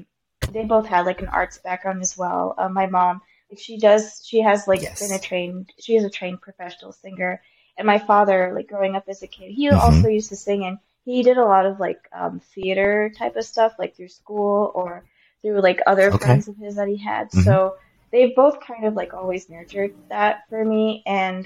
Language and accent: English; Odisha, India; born there; it comes from my home state where I was born in India, called Odisha. It's an eastern state.